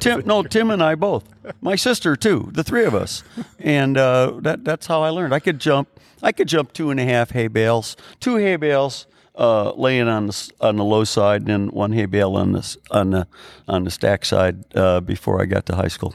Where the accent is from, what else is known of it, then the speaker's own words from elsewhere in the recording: Chicago Heights, Illinois, United States; we grew up on Steger Road on the south, on the southernmost end of Cook County